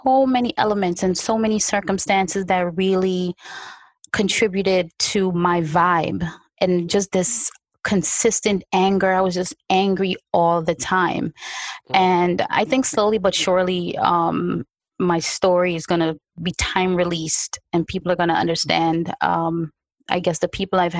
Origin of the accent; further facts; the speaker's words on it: New York, United States; also born or lived in unnamed tropical country; So now I'm growing up in Brooklyn, New York. First of all, when I got here, it was winter. I'm coming from a tropical country